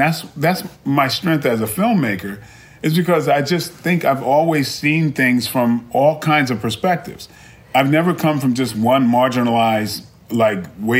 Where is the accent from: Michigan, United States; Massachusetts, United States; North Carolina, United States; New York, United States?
New York, United States; Brooklyn; I mean, I grew up in a tough environment. I was originally from Brooklyn.